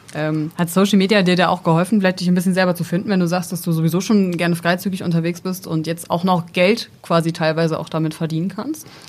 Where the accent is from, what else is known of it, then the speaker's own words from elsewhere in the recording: near Esens, Lower Saxony, Germany; ich komme tatsächlich aus der Nähe von Esens.